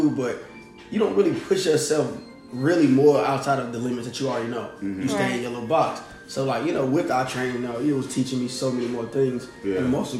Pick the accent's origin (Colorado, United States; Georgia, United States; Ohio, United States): Georgia, United States; Atlanta; From Atlanta, Georgia.